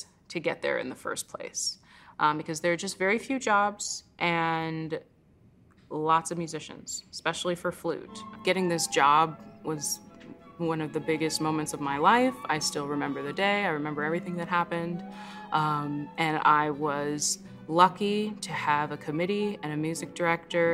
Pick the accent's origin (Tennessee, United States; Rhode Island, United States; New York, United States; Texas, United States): New York, United States; New York City; now in Milwaukee, United States; I grew up in New York City.